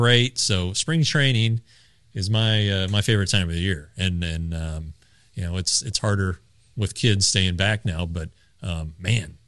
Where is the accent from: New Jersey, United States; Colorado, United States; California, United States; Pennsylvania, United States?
Colorado, United States; I grew up in Colorado